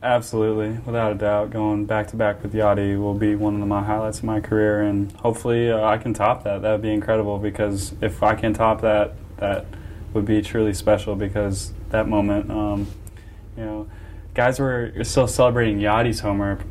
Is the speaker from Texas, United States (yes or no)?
no; Antioch, Illinois, United States; Kenosha is real close um, to where I grew up in Antioch, Illinois